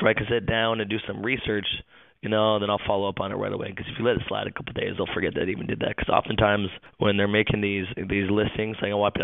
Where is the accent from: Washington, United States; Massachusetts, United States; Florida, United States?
Washington, United States; Seattle; moved away as an adult; now in Maitland, United States; I'm originally actually from the Seattle, Washington area, went to school up there, and then moved down here after college